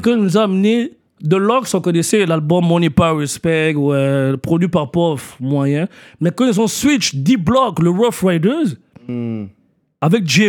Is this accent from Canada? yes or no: yes; Montreal, Quebec, Canada; also born or lived in Kinshasa, Democratic Republic of the Congo; J'ai grandi à Parkex